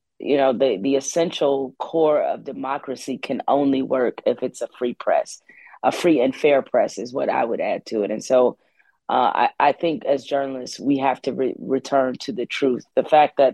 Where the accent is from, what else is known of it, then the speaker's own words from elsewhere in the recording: Detroit, Michigan, United States; also born or lived in East Lansing, Michigan; born and raised in Detroit, but grew up at Michigan State